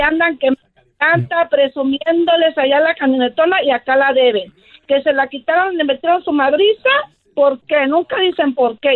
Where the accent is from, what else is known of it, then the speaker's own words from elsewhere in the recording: Matamoros, Tamaulipas, Mexico; moved away; yo soy originario de Matamoros, Tamaulipas